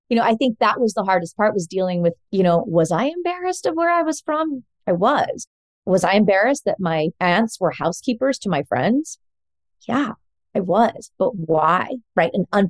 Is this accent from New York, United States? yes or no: no; Fort Worth, Texas, United States; so I grew up in Fort Worth, Texas. I'm a Texan like Joseph.